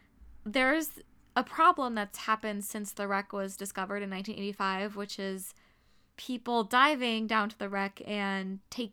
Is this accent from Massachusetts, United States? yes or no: yes; Springfield, Massachusetts, United States; There's a museum a 5-minute drive away from the house I grew up in Springfield, Massachusetts, which is called the Titanic Historical Society Museum.